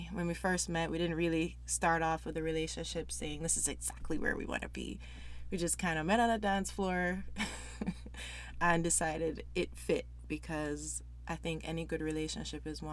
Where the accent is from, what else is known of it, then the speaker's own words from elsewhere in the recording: Jamaica; moved away as an adult; now in Canada; I'm from Jamaica originally. Been in Canada for over 10 years